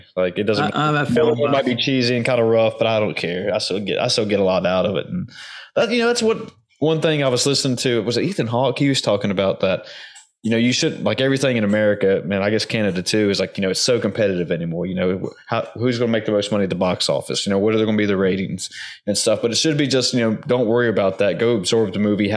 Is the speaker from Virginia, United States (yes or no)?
yes; Virginia, United States; I grew up in Virginia too